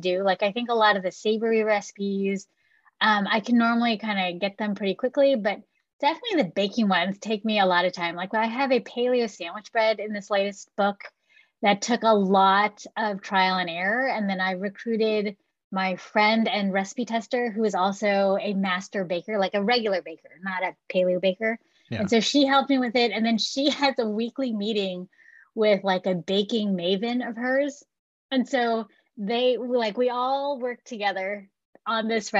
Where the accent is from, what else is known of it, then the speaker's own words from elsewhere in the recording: San Francisco Bay Area, California, United States; growing up in the San Francisco Bay Area, having, you know, living in a Cantonese family